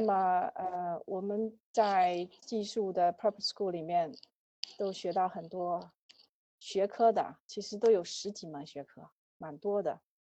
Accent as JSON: {"language": "Chinese", "country": "China", "said": "我们都是中国人"}